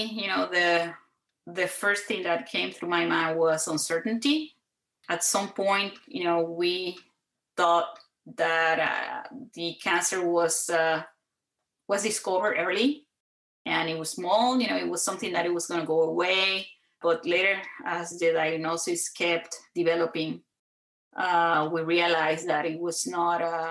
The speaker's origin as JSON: {"language": "English", "country": "Puerto Rico", "tie": "born or raised there", "moved": "as an adult", "lives_now": "San Antonio, United States", "said": "I grew up in Puerto Rico"}